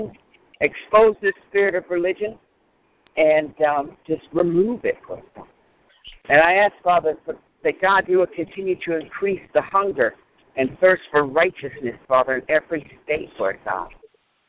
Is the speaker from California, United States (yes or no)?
no; Mississippi, United States; my home state of Mississippi